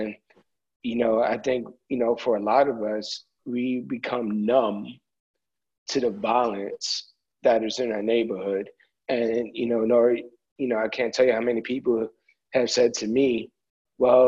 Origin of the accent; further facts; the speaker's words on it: New York City, New York, United States; I live in the Bronx, I grew up, I live not too far from where I grew up at in the South Bronx.